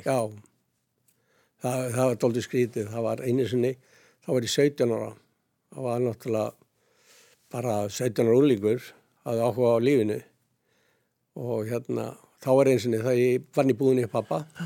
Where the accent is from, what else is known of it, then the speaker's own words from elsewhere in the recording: Sandgerði, Southern Peninsula, Iceland; also born or lived in Hafnir; Ég er alveg upp í Sangeri ég hafa mínu mammu og hérna var þar alveg til 12 ára aldur